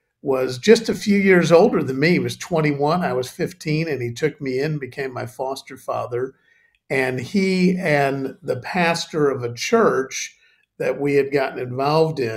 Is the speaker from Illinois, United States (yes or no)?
yes; Chicago, Illinois, United States; moved away as an adult; now in United Kingdom; I grew up in Chicago